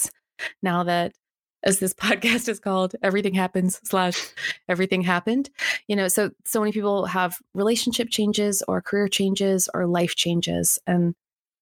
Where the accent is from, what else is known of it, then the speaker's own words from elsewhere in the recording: Canada; wouldn't be Canadian